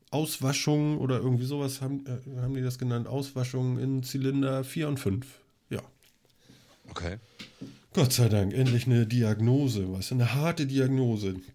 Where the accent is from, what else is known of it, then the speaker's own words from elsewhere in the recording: Schleswig-Holstein, Germany; Was wir vielleicht erzählen könnten, wir sind Schleswig-Holsteiner. Speckgürtel Hamburg.